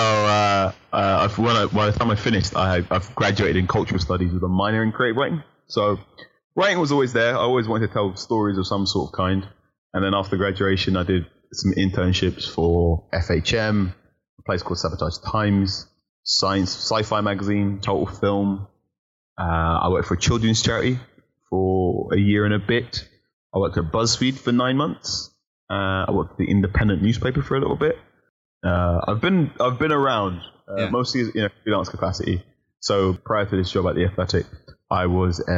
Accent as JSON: {"language": "English", "town": "Ilford", "region": "London", "country": "United Kingdom", "tie": "born or raised there", "also_born_or_lived": "Leytonstone, London", "said": "And then I moved out to Ilford, which is borderline East London and Essex"}